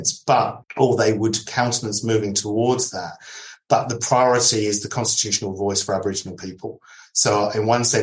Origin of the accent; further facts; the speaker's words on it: United Kingdom; also born or lived in Adelaide, Australia; now in Australia; as a British citizen living in Australia